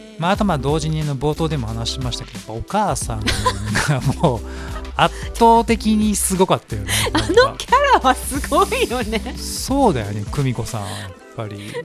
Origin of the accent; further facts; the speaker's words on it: Kansai, Japan; 地元が関西なんですよね